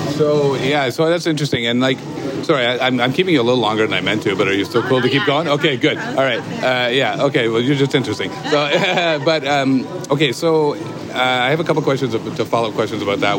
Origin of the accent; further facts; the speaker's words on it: Kitchener, Ontario, Canada; I'm from Kitchener, just outside Toronto.